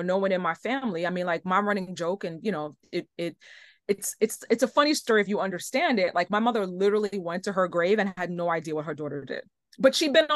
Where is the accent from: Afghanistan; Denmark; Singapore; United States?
United States; New York; I'm from New York, born and raised